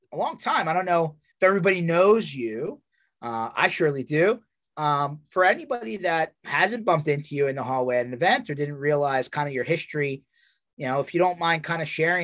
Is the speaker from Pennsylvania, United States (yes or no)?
yes; Philadelphia area, Pennsylvania, United States; I'm from Philly area